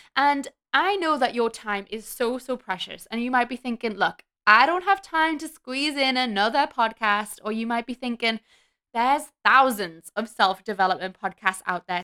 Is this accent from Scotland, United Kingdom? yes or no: no; Newcastle upon Tyne, North East England, United Kingdom; now in Melbourne, Australia; I'm from Newcastle in the U K, and I currently live in Melbourne, Australia